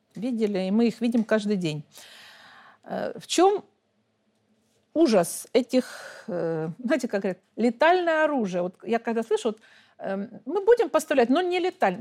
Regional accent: Donetsk, Donetsk Oblast, Ukraine; я сама украинка – выросла, родилась там, выросла там, образование получила, и семью, и все, и всю жизнь там прожила

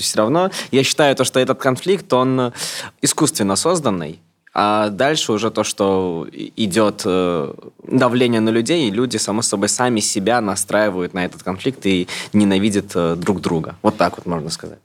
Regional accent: Moscow, Russia; И я родился, вырос в Москве

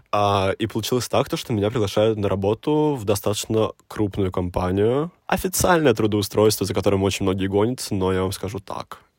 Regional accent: Nizhny Novgorod, Nizhny Novgorod Oblast, Russia; moved away as an adult; now in Moscow, Russia; я из Нижнего Новгорода

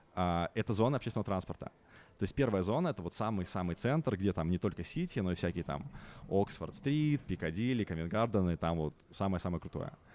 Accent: Minsk, Belarus; moved away as an adult; now in London, United Kingdom; я белорус, а, я родился, вырос, а, вырос в Минске, но уже 9 лет я тут не проживаю

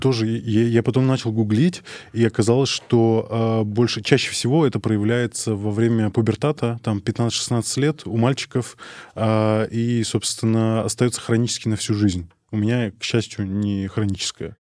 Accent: Arkhangelsk Oblast, Russia; я из Архангельской области, э, из маленького поселка

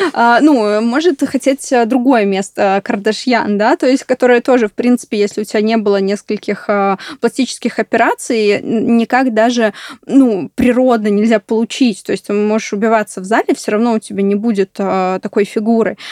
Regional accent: Belarus; я просто сама из Беларуси

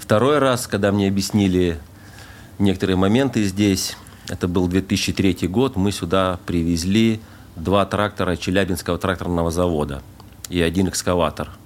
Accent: Temirtau, Karaganda Region, Kazakhstan; moved away as an adult; also born or lived in Voronezh, Russia; now in Dubai, United Arab Emirates; Родился я под Воронежем, а с годика и до 30 лет я жил в городе Тимиртау, это Казахстан.

